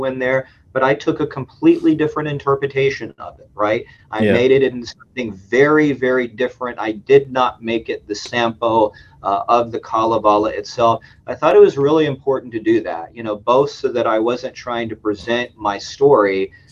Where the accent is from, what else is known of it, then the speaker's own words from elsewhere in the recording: United States; also born or lived in Finland; I'm an American doing this, right? I mean, I'm not Finnish